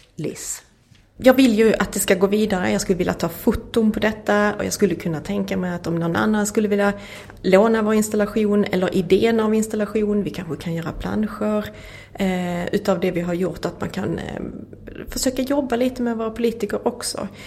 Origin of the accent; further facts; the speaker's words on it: Skåne, Sweden; jag kommer ju från Skåne